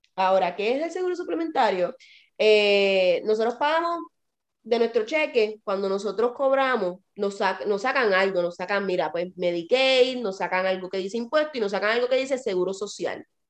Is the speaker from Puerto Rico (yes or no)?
yes; Puerto Rico; now in United States; yo nací en Puerto Rico.